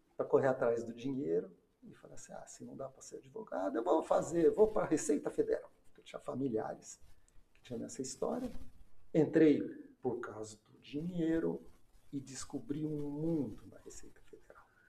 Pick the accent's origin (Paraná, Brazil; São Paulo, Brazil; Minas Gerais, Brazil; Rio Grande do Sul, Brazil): Paraná, Brazil; Londrina; also born or lived in Brasília; eu voltei para minha terra, Londrina